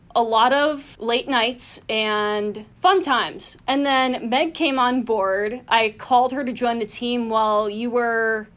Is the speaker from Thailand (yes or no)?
no; Athens County, Ohio, United States; moved away as an adult; also born or lived in North Carolina; now in New York City, United States; I grew up in Athens County, Ohio